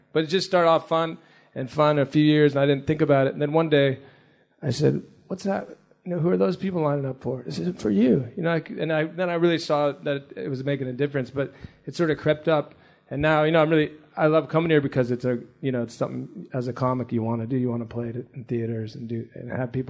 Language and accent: English; United States; I'm American